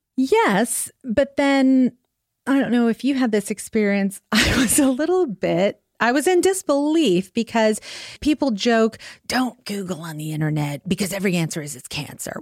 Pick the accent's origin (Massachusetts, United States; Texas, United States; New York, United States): New York, United States; moved away; also born or lived in Staten Island / Long Island; New York originally